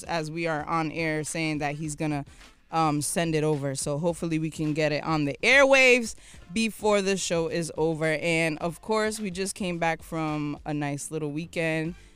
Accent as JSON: {"language": "English", "town": "Providence", "region": "Rhode Island", "country": "United States", "also_born_or_lived": "Ghana (ancestry)", "said": "I'm from the West End"}